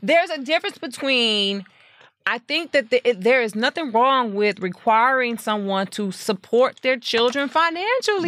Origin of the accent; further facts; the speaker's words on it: Lake Jackson, Texas, United States; moved away as an adult; now in Houston, United States; I am from Lake Jackson, Texas